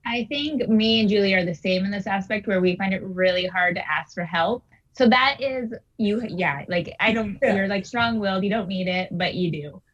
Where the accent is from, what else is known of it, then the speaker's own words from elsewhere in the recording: Washington, United States; moved away; I'm from Washington State, so that's on the west side